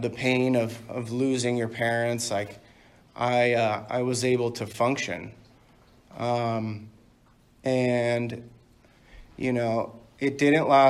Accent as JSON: {"language": "English", "town": "Dana Point", "region": "California", "country": "United States", "tie": "born or raised there", "also_born_or_lived": "Canada / Palm Springs", "said": "I grew up in Dana Point"}